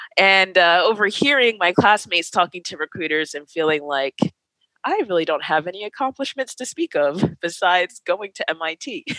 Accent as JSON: {"language": "English", "region": "East Coast", "country": "United States", "said": "I'm from the East Coast."}